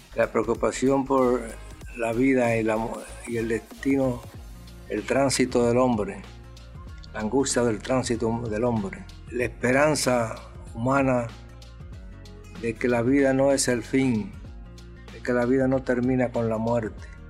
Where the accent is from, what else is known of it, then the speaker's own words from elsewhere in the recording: San Carlos, Distrito Nacional, Dominican Republic; also born or lived in Azua; Yo me crié, en nací en San Carlos